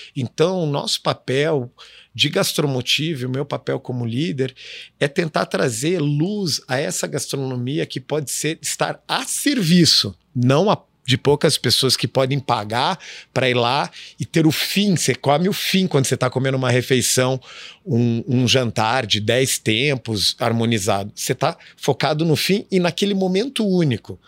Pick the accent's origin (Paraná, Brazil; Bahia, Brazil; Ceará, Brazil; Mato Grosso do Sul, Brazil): Paraná, Brazil; Curitiba; moved away as an adult; also born or lived in Israel; now in Rio de Janeiro, Brazil; eu cresci em Curitiba